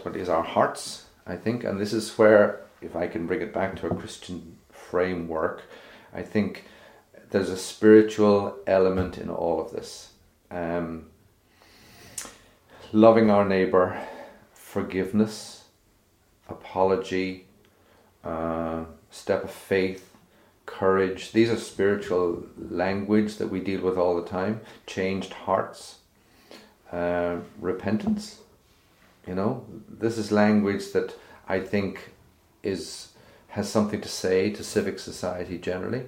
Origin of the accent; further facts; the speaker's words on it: Cork, Munster, Ireland; now in Northern Ireland; I grew up in Cork